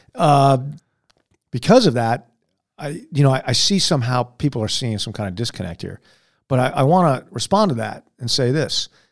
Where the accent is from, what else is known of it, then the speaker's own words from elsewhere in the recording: United States; I'm an American